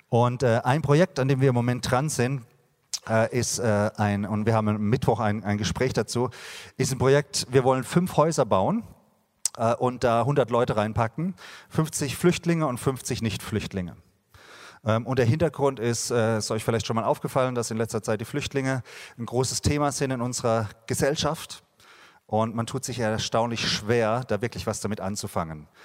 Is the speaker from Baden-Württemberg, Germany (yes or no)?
yes; Baden-Württemberg, Germany; ich habe ein Riesenherz für meine Stadt Heidelberg. Ich bin da in der Nähe aufgewachsen